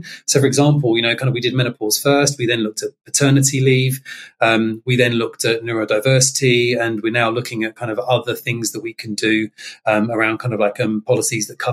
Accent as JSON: {"language": "English", "region": "London", "country": "United Kingdom", "tie": "born or raised there", "said": "I'm from South London originally, and I'd grown up in a very diverse area in Catford"}